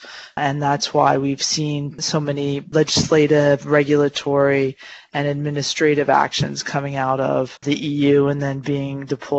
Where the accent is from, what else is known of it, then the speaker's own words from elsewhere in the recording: United States; moved away; as an American practicing abroad